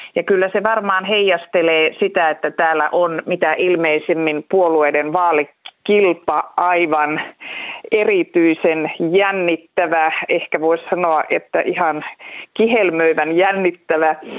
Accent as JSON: {"language": "Finnish", "region": "Central Finland", "country": "Finland", "said": "meillä Keski-Suomessa"}